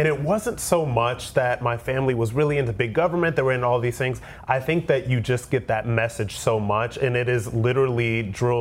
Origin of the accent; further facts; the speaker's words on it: Akron, Ohio, United States; I'm from Ohio